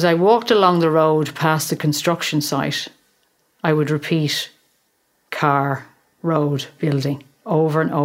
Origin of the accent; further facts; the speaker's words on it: Dublin, Leinster, Ireland; accent: Irish; moved away as an adult; also born or lived in London; now in Australia; I grew up in Dublin